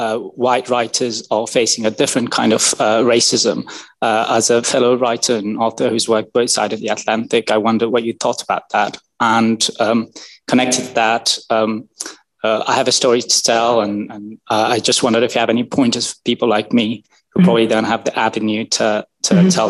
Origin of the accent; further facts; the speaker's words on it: Afghanistan; I'm an LSE alum, and I'm from Afghanistan, actually, first generation.